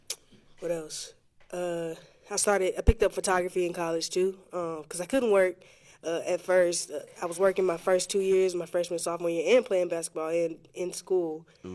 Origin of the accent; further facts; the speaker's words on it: Pensacola, Florida, United States; I was born and raised here in Pensacola, Florida. Been spending all 23 of my years here.